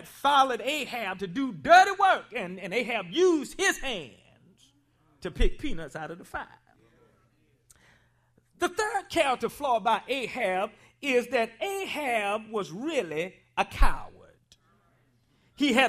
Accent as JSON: {"language": "English", "region": "South Carolina", "country": "United States", "said": "I'm from South Carolina"}